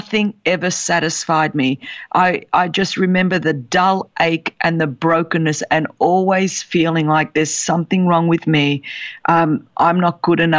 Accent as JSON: {"language": "English", "town": "Sydney", "region": "New South Wales", "country": "Australia", "tie": "born or raised there", "said": "I was born in Sydney, Australia, the daughter of Greek immigrants."}